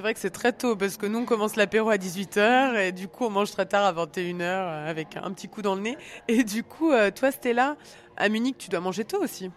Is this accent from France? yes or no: yes; Alsace, Grand Est, France; je suis alsacienne